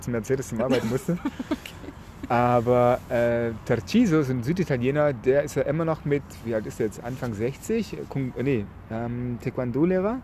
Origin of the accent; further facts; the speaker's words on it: Nagold, Baden-Württemberg, Germany; now in Hamburg, Germany; nach Nagold? in meine Heimatstadt